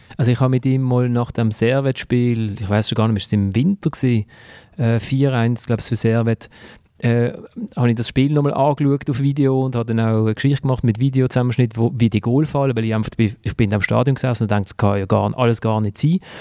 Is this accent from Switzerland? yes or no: yes; Basel, Basel-Stadt, Switzerland; ich als Basler